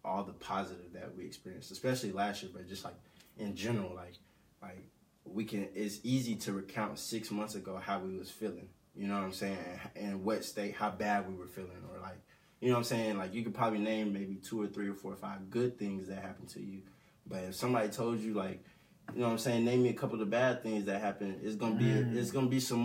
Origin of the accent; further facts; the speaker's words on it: Jonesboro, Arkansas, United States; I'm from Jonesboro, Arkansas